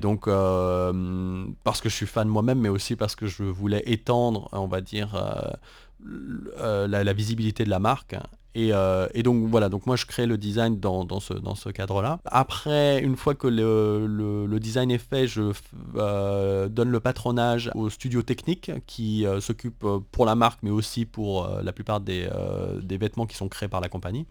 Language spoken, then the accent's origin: French; France; now in Taiwan; en tant que français